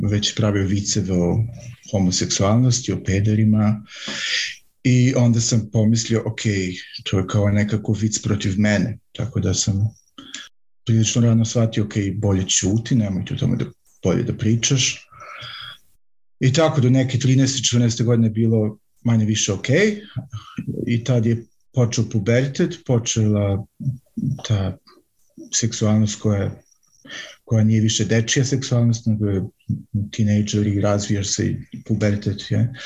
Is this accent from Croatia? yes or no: no; Vojvodina, Serbia; moved away as an adult; also born or lived in central Serbia / western Germany; now in Germany; rođen sam u manjem gradu u centralnoj Srbiji, ali sam tamo samo rođen i onda sam odrastao u Vojvodini, u nešto većem gradu mm, i tamo sam bio do neke svoje 20. godine